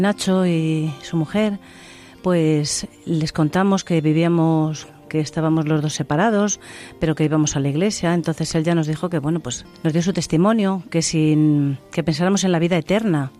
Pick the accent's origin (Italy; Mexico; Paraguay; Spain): Spain; Cantimpalos, Castile and León; estuve 14 años con las monjas hijas de la caridad. en, Segovia? Eh, sí, en, en, Cantimpalos, en mi pueblo